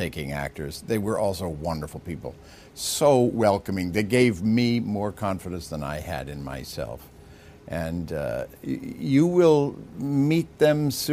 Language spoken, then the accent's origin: English; United States; I'm an American